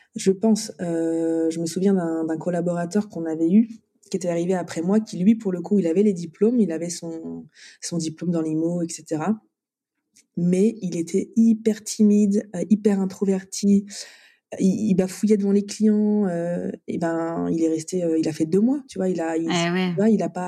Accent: Brest, Brittany, France; moved away; also born or lived in Nantes / Nice; je suis née à Brest, donc je suis bretonne

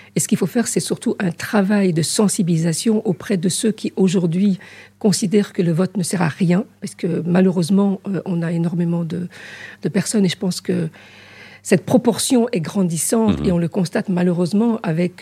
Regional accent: Haute-Savoie, Auvergne-Rhône-Alpes, France; born or raised there; moved away as an adult; also born or lived in Casablanca, Morocco / Switzerland; now in Brussels, Belgium

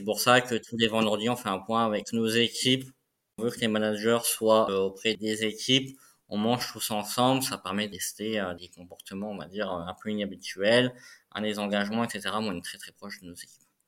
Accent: Moselle, Grand Est, France; moved away; je suis originaire de la Moselle

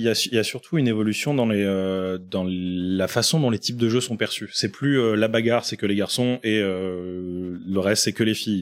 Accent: Reims, Grand Est, France; moved away as an adult; now in Lyon, France; je viens de Reims. J'ai fait à peu près 12 ans là-bas, l'équivalent de toutes mes études supérieures.

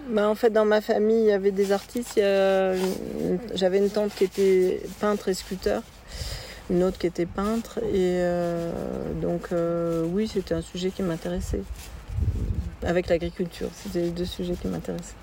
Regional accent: Tarbes, Occitania, France; je suis né à Tarbes

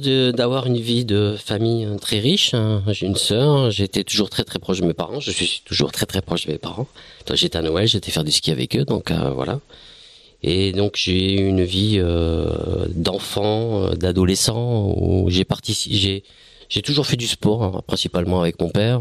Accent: Bayonne, Nouvelle-Aquitaine, France; je suis Bayonnais. Enfin, Bayonnais, oui, je suis Bayonnais

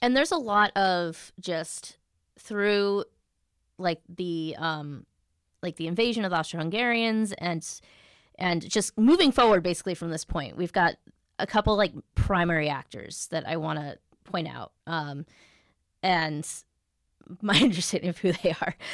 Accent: United States; as an American

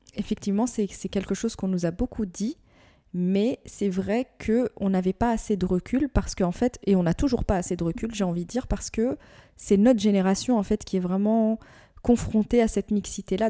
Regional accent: Morocco; je suis marocaine

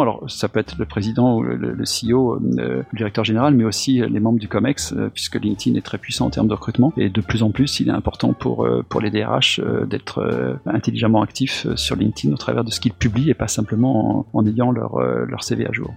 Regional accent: Auvergne-Rhône-Alpes, France; je suis auvergnat

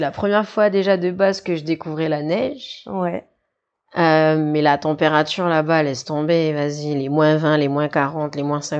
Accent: New Caledonia; also born or lived in Nouméa; Non, non, moi j'ai grandi à Tieta et j'ai grandi à Ouvert, enfin des deux côtés de, de mes parents.

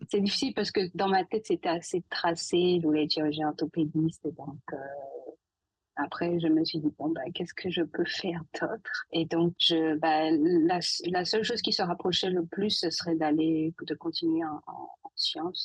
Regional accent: Saint-Claude, Guadeloupe; moved away; guadeloupéenne d'origine. Je suis née à Saint-Claude

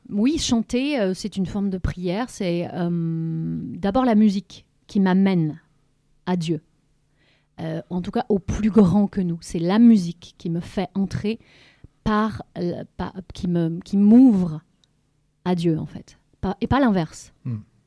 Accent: Lorient, Brittany, France; moved away as an adult; je suis revenue ici à Lorient. Et chez moi, donc, puisque c'était ma ville natale

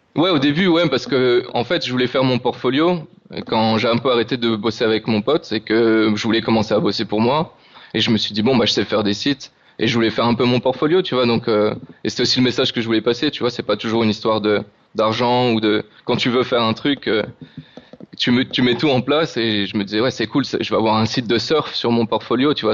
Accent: France; now in Madeira, Portugal; on est français

